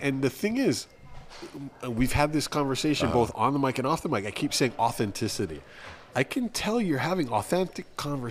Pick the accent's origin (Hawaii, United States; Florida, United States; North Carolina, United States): Hawaii, United States; I'm Hawaiian. I'm brown. I'm gonna teach you some stuff.